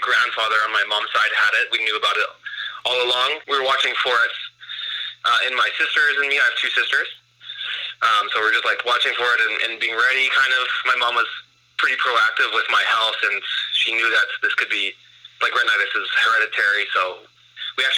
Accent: Calgary, Alberta, Canada; I'm from Calgary, Alberta. Was born and raised here.

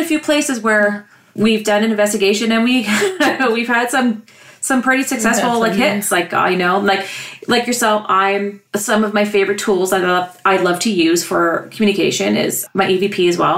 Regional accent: Ontario, Canada; we're strictly Canadian

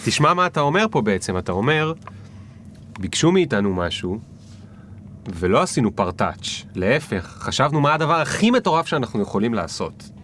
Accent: the Krayot, Haifa District, Israel; אני מהקריות

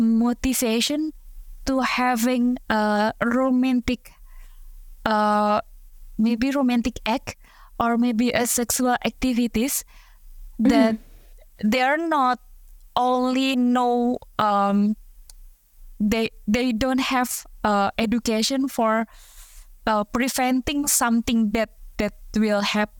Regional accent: Indonesia; difficult, I think, for Indonesian like me.

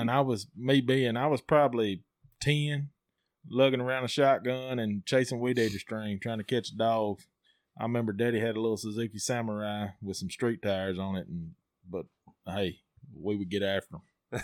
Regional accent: Amory, Mississippi, United States; from Amory, uh, 38 years old.

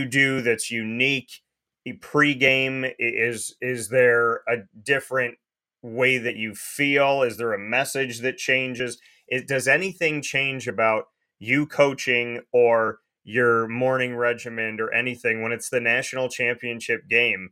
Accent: Syracuse, New York, United States; Syracuse, New York, my hometown

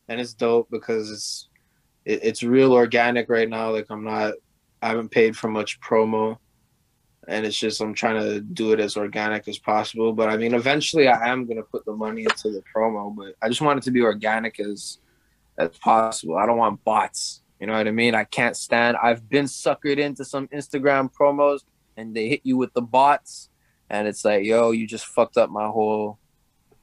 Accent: Chomedey, Montreal area, Quebec, Canada; I rep Chamonix all day and I always say I'm from Chamonix. I won't. But I'm born in Montreal.

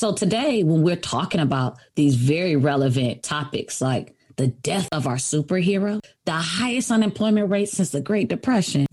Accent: Michigan, United States; I'm from Michigan. We get lots of snow.

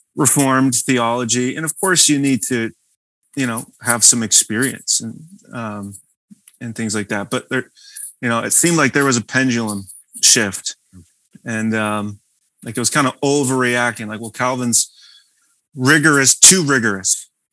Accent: Visalia, California, United States; moved away as an adult; now in West Michigan, United States; Central California, where I grew up, is very different

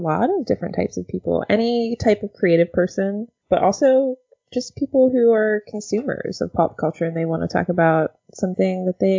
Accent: United States; we're both American for if anyone's listening to this.

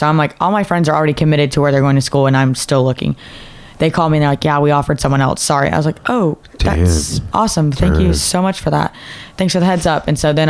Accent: Decatur, Texas, United States; Decatur, Texas. It's like an hour-ish, like 45 minutes, an hour northwest of Dallas-Fort Worth area.

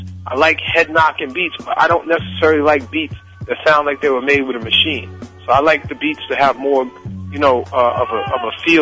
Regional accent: New York, United States; being a New York producer, born and bred in New York

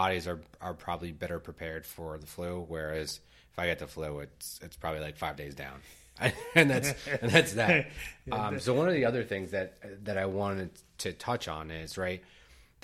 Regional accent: United States; we're both American, we're born and raised in the U.S.

